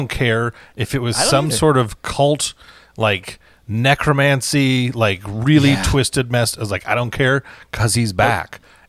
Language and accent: English; United States; I'm American.